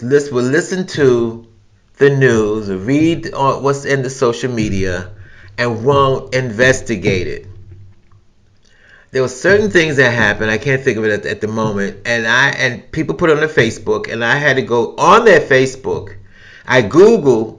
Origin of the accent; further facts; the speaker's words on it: New York City, New York, United States; I'm from New York City, I've experienced New York City where you could be on a crowded train or a crowded bus